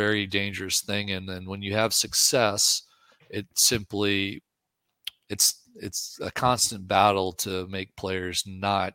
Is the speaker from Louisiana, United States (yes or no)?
yes; New Orleans, Louisiana, United States; now in Texas, United States; I'm from New Orleans